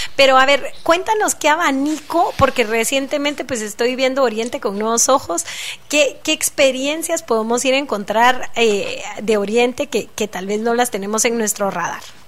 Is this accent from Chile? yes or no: no; Guatemala; como guatemaltecos